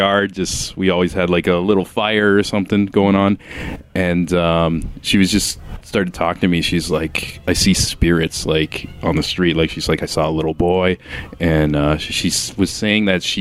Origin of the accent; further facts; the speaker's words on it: Niagara Falls, Ontario, Canada; I'm from Niagara as well